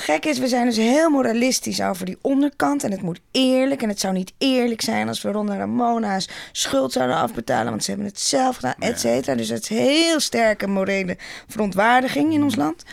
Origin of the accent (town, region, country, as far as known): Netherlands